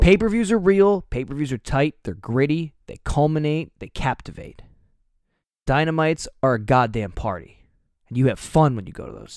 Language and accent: English; New Jersey, United States; We're from New Jersey.